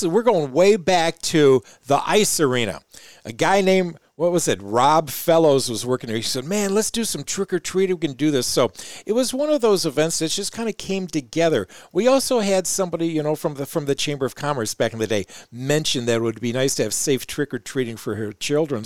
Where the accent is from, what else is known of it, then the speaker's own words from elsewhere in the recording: suburban Detroit, Michigan, United States; now in Mount Pleasant, United States; I grew up in an urban area, suburban Detroit.